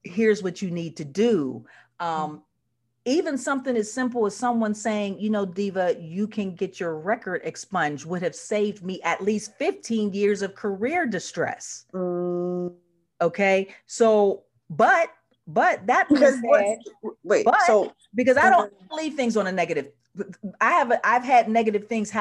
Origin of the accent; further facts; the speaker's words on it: Pittsburgh, Pennsylvania, United States; moved away as an adult; we are the third biggest Black family in the city